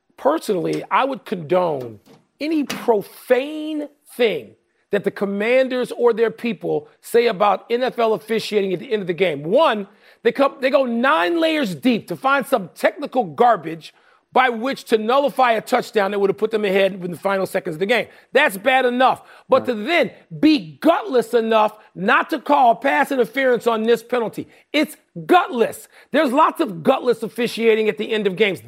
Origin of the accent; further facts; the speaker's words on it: Chicago, Illinois, United States; in my hometown